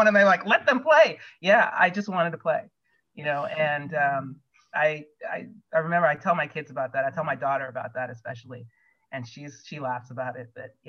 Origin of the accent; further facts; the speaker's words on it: Ohio, United States; moved away as an adult; also born or lived in Stanford, California; I grew up in Ohio